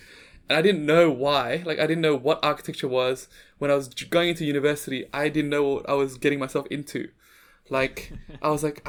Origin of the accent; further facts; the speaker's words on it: Jakarta, Indonesia; Like, I thought, because I'm from Jakarta, I thought Bangkok would be like Jakarta.